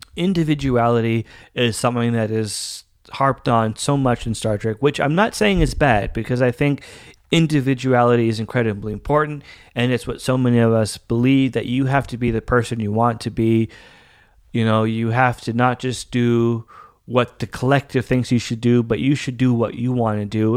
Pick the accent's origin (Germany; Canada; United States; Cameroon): Canada; I am Canadian